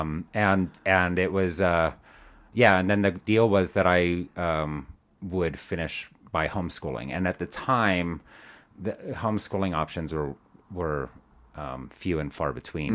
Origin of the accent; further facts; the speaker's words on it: Tucson, Arizona, United States; also born or lived in Chandler, Arizona; now in Denver, United States; I grew up in Arizona, so, um, mostly, uh, well, kind of various places. I was, um, Tucson when I was, I think we moved there when I was four